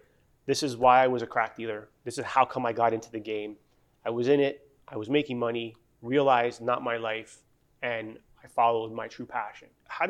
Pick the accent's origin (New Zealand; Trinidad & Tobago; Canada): Canada; we're Canadian